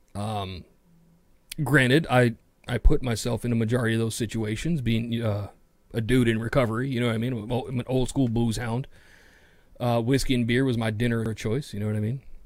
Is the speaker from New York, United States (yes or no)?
yes; New York City, New York, United States; I'm a city kid. I'm from New York City